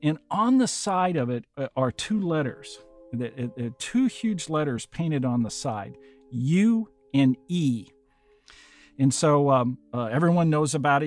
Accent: Burlington, Iowa, United States; I was born and raised in Burlington, Iowa. It's just a small town, uh, on the Mississippi

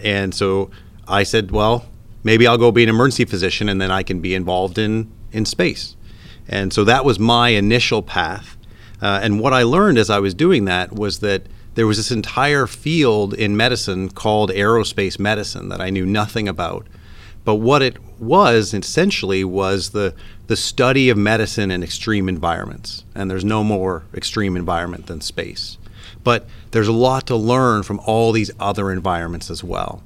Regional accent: Canada; moved away; if my accent hasn't given me away yet, I'm originally from Canada

